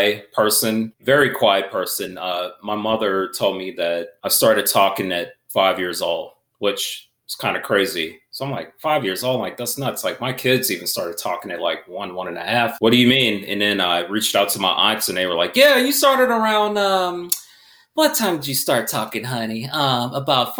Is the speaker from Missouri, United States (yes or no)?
yes; St. Louis, Missouri, United States; moved away; originally I'm from St. Louis, Missouri